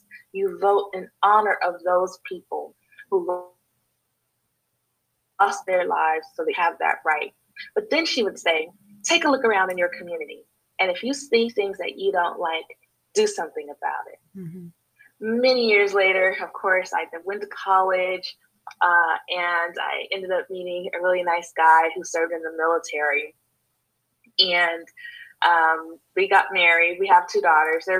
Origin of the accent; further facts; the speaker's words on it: Los Angeles, California, United States; moved away; I'm originally from Los Angeles, California, you know, the place where all the movies are made